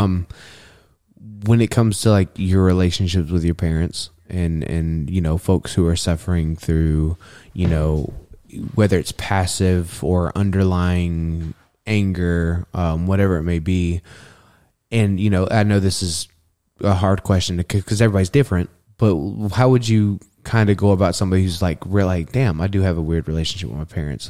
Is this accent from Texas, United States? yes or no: yes; Texas, United States; now in Spokane, United States; I'm just a Texan.